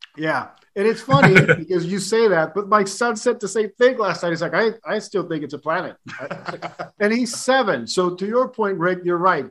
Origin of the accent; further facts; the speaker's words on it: Puerto Rico; growing up in Puerto Rico